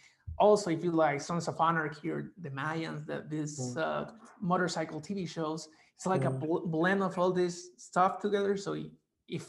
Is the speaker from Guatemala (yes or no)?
yes; Guatemala; I'm a Guatemalan graphic designer by day